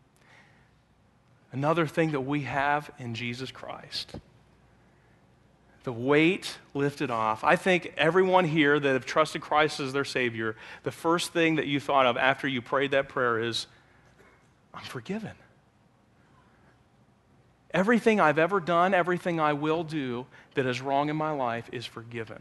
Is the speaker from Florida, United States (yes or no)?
no; Pennsylvania, United States; now in Elkhart, United States; It's where I grew up